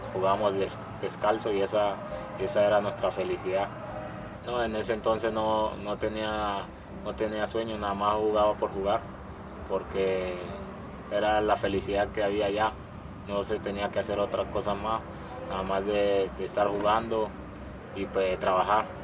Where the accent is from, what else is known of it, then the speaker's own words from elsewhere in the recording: Magüí Payán, Nariño, Colombia; now in Mexico; Soy de Maguipayán, Nariño